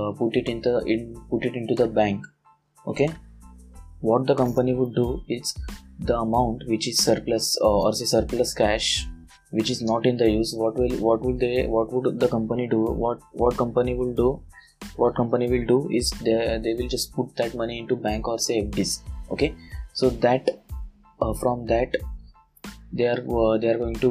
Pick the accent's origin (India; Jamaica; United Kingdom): India; English is a second language; forgive me for my English, because I am an Indian person and I don't have that much fluency in English